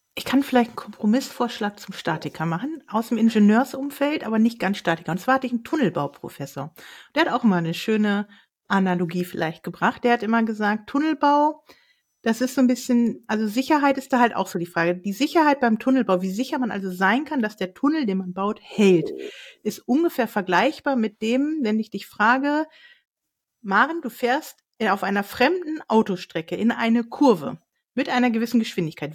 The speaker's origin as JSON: {"language": "German", "region": "Northern Germany", "country": "Germany", "tie": "born or raised there", "moved": "yes", "said": "Ich war in der Heimat, also in Norddeutschland unterwegs"}